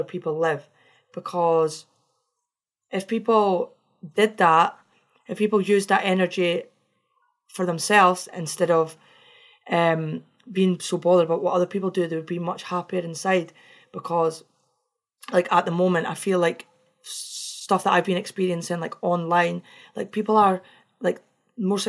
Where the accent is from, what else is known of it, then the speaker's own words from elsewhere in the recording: Scotland, United Kingdom; I'm Scottish